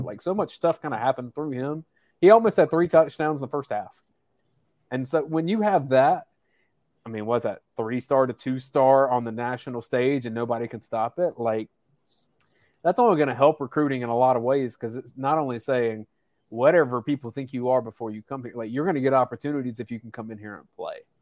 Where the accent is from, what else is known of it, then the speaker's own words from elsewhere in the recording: South Georgia, United States; I'm from South Georgia